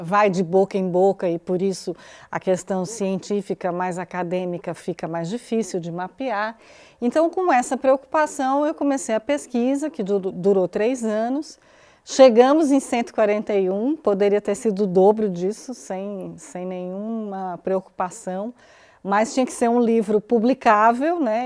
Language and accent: Portuguese; Garanhuns and Recife, Pernambuco, Brazil; moved away; Eu fui criada no Nordeste